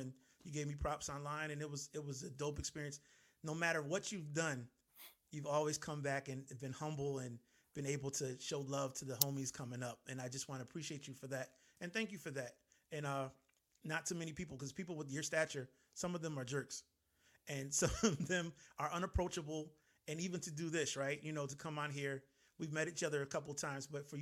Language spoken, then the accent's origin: English; Connecticut, United States; growing up in Connecticut. I'm from Connecticut